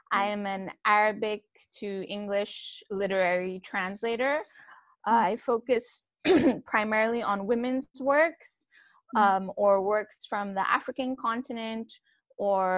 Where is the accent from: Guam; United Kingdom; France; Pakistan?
Pakistan; moved away; also born or lived in United States; I am a Pakistani, proudly so.